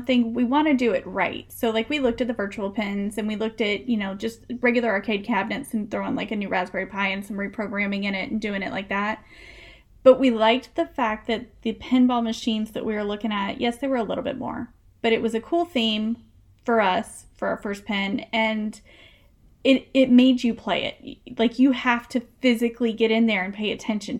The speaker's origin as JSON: {"language": "English", "region": "the South", "country": "United States", "tie": "born or raised there", "said": "I grew up in the South. We don't have basements"}